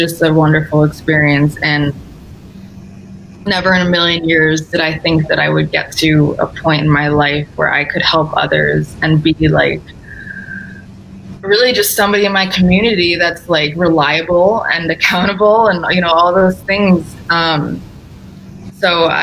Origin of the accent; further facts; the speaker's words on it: New York, United States; moved away as an adult; now in Connecticut, United States; I was born and raised in New York